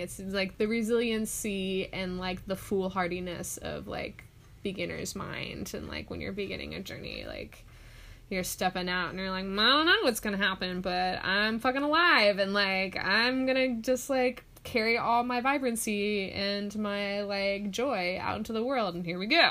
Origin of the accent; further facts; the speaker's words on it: Orange County, California, United States; I grew up in Orange County, there's not almost any like public wild spaces at all